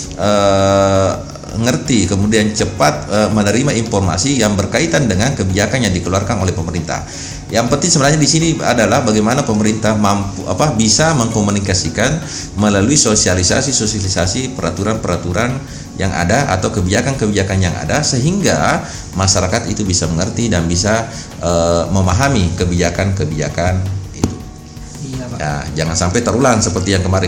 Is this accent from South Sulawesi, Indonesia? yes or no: yes; Wajo, South Sulawesi, Indonesia; now in Samarinda, Indonesia; kampung saya di Wajo sana